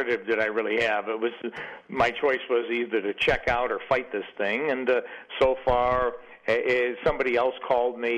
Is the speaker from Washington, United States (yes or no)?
no; Chicago, Illinois, United States; growing up in Chicago in a poor neighborhood